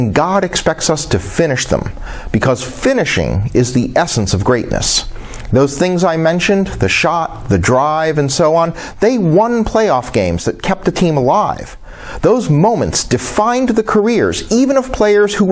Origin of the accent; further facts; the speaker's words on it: Chicago, Illinois, United States; As a Chicagoan